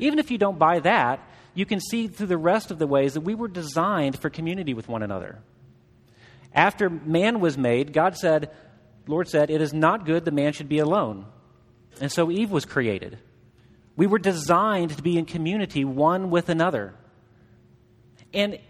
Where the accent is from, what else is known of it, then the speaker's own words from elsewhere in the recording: Southeast Missouri, United States; I grew up in Southeast Missouri.